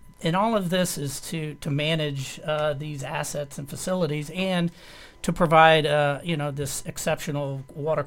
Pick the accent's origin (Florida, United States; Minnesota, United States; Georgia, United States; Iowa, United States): Florida, United States; I'm a native Floridian, born and raised in Florida